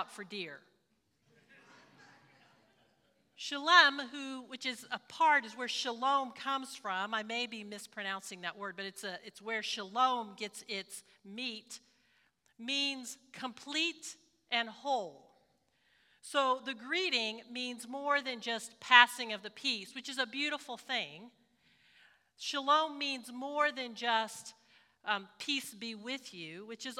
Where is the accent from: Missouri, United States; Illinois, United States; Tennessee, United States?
Missouri, United States; Springfield; I did a lot of my growing up in Springfield, Missouri